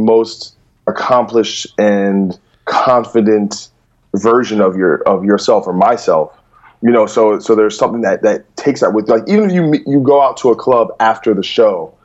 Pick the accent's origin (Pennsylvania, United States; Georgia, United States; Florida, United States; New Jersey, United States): New Jersey, United States; moved away as an adult; also born or lived in New York; now in Los Angeles, United States; I'm from New Jersey, but then really from like 2010 on, I pretty much only hung out in New York